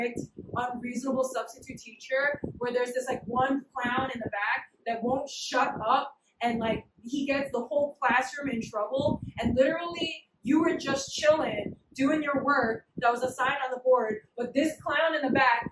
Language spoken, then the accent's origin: English; New York, United States; now in Hamilton, Massachusetts, United States; I'm from New York